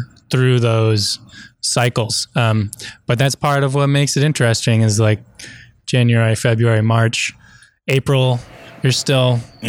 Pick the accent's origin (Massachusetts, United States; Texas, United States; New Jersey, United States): Massachusetts, United States; Cape Cod; being from New England? I'm from the Cape